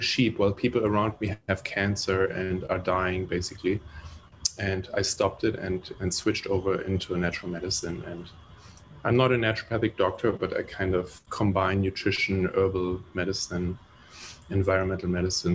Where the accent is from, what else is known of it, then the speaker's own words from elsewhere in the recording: Germany; moved away; I grew up in Germany